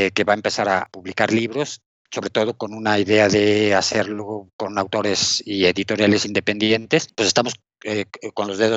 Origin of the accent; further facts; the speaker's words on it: Mexico City, Mexico; born there; Sí, nací en la Ciudad de México, justo en el centro, a la vuelta del barrio chino.